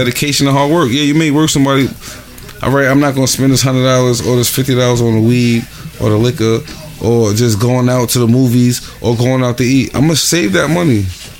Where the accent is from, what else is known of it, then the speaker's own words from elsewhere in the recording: Honduras; I'm from Honduras, right?